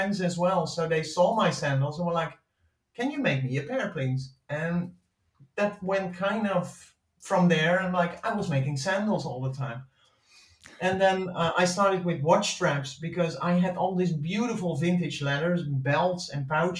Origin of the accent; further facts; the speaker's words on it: Netherlands; English is a second language; moved away as an adult; now in Spain; I'm from Holland. You probably can tell by my terrible accent. I've lived there for a big part of my life